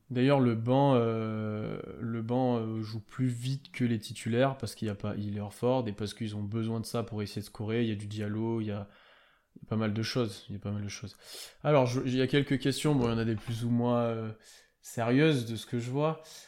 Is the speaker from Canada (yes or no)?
no; France; je sais qu'on est français